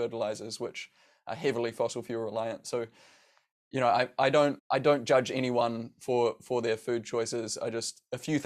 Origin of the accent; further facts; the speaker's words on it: New Zealand; growing up in New Zealand